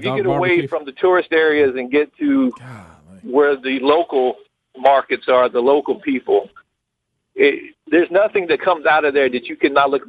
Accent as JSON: {"language": "English", "region": "Alabama", "country": "United States", "said": "I'm from Alabama"}